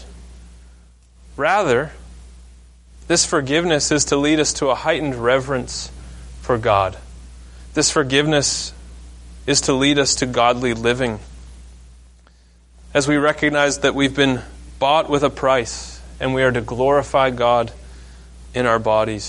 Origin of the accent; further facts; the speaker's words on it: Maine, United States; I grew up in Maine